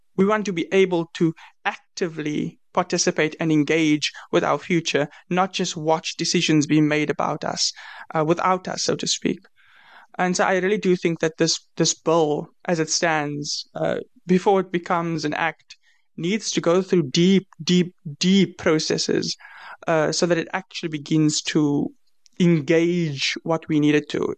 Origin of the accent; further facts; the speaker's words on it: South Africa; I'm from South Africa.